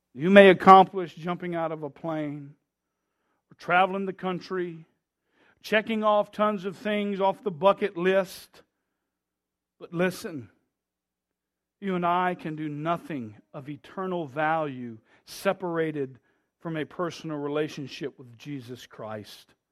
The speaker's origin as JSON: {"language": "English", "country": "United States", "said": "We Americans"}